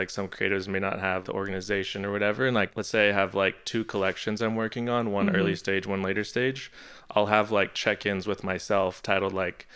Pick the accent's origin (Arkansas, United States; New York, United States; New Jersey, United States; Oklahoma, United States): Oklahoma, United States; Norman; moved away as an adult; also born or lived in Boulder, Colorado / Los Angeles; I was grew up in Norman, Oklahoma, which is where the University of Oklahoma